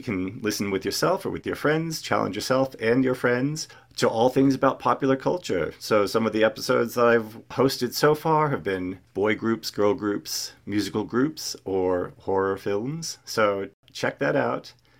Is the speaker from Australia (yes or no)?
yes; Australia; accent: Australian; also born or lived in United States; I'll try not to sound like an Australian too much. No, because I don't actually sound like a typical Australian.